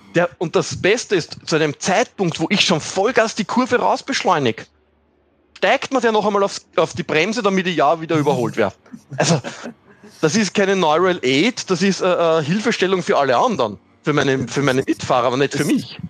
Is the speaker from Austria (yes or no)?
yes; Austria; als Österreicher